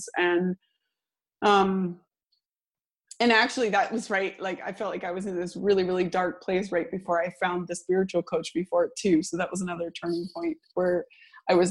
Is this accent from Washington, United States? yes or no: yes; Seattle, Washington, United States; moved away as an adult; now in Sweden; I'm from the Seattle area in the US